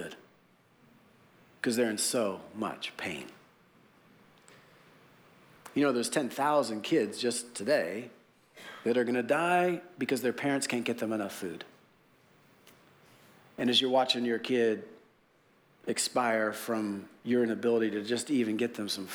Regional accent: United States; as an American Christian

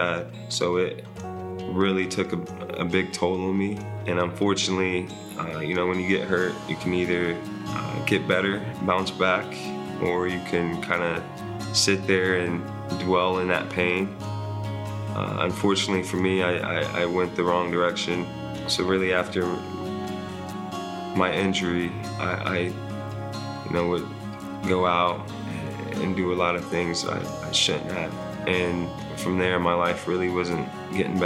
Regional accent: Columbus, Ohio, United States; moved away as an adult; I'm from Columbus, Ohio. I moved here in 2020 of August

